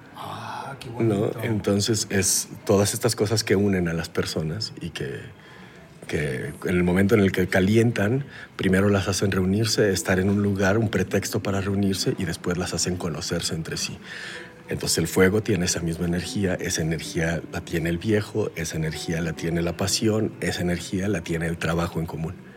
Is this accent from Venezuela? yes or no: no; Mexico; yo soy de México